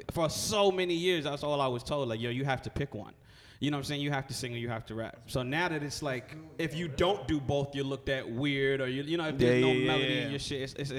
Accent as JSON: {"language": "English", "town": "New York City", "region": "New York", "country": "United States", "tie": "born or raised there", "also_born_or_lived": "Corona, Queens", "said": "I'm from the Bronx."}